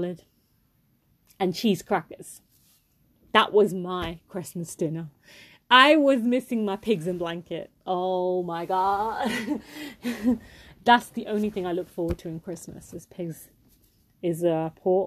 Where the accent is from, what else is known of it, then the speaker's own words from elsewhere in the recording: India; I am Indian